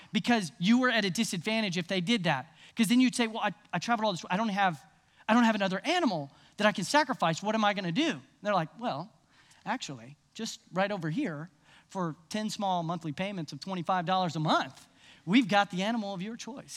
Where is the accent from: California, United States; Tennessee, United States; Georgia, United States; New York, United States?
Tennessee, United States; Nashville; I grew up in Nashville